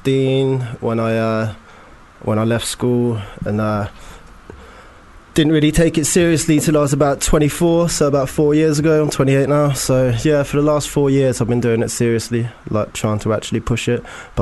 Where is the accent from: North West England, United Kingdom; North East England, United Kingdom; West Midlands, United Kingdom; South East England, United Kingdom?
South East England, United Kingdom; Oxford; I'm from Oxford, representing Oxford.